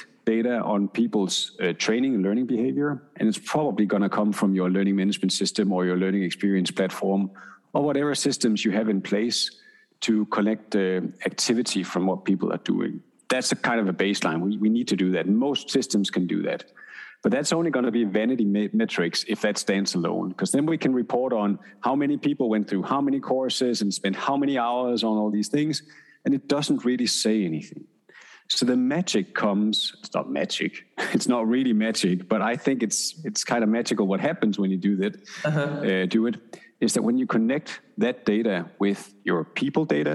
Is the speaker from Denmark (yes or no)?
yes; Denmark; I'm from Denmark